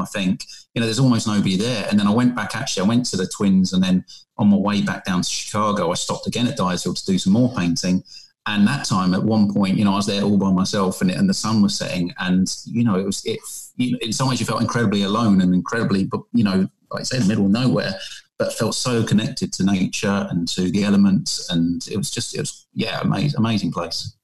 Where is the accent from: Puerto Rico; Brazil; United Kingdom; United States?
United Kingdom; England; accent: British; moved away as an adult; also born or lived in South Korea; I'm a British guy, as you can tell by my accent